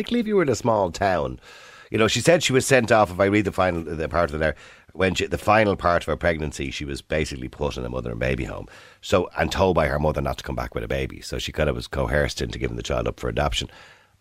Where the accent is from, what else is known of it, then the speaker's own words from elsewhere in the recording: Dublin, Leinster, Ireland; I was born in St. Pat's Home on the Navan Road in 1963